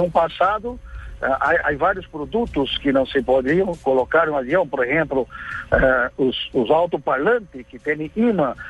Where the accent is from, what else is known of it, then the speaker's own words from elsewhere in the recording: São Paulo, Brazil; Spanish is a second language; Yo soy de la ciudad que trabaja, São Paulo